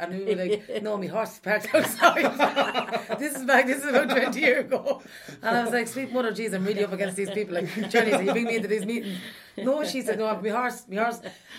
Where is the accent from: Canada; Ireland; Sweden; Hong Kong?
Ireland; I'm Irish and I'm also a traveller.